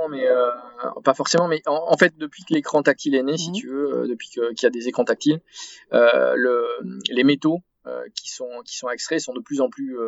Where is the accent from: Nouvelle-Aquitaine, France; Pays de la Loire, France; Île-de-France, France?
Nouvelle-Aquitaine, France; Arcachon Basin; Je suis originaire du sud-ouest de la France, euh, du bassin Arcachon